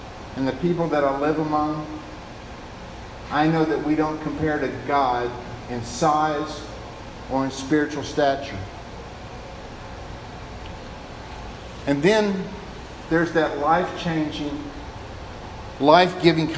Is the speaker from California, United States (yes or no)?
no; Tennessee, United States; also born or lived in Pensacola, Florida; I'm from Tennessee